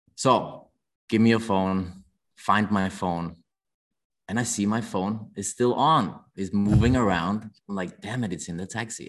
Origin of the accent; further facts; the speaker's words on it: Denmark; moved away as an adult; also born or lived in London, United Kingdom; now in Hong Kong; I grew up in Denmark